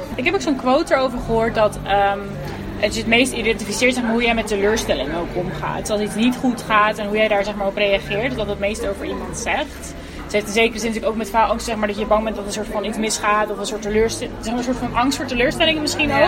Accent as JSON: {"language": "Dutch", "town": "Houten", "region": "Utrecht", "country": "Netherlands", "also_born_or_lived": "Delft", "said": "Wij komen dan uit Houten, dus iedereen woonde gewoon daar en dat was de vaste plek"}